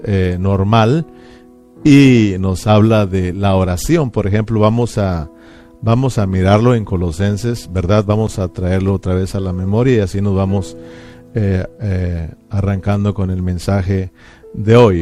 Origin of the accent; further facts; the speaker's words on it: Mexico; uno de nosotros como mexicanos